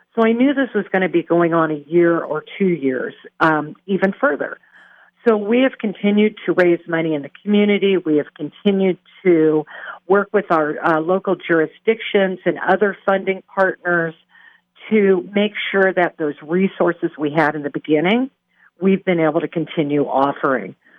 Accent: Pacific Northwest, United States; moved away; I'm from the Pacific Northwest

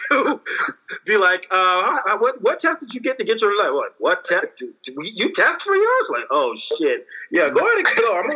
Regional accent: Columbus, Georgia, United States; See, I don't know if you know this, but I'm actually from Georgia. I don't know if you heard of Columbus, Georgia.

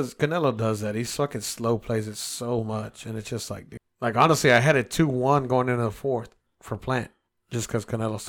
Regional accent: Del Valle, Texas, United States; I'm from Del Valley.

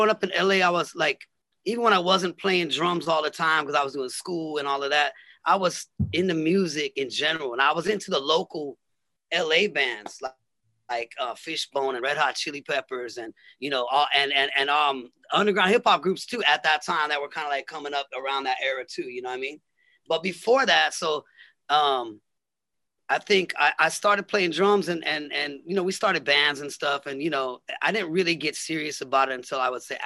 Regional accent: Los Angeles, California, United States; I'm from LA. I was kind of like all around. My dad lived in Venice. And my mom lived in the valley.

